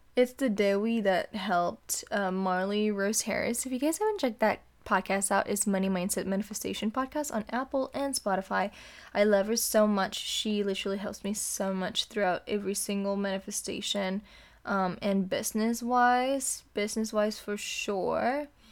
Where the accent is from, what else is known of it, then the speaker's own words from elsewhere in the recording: Indonesia; moved away as an adult; now in California, United States; I am from Indonesia.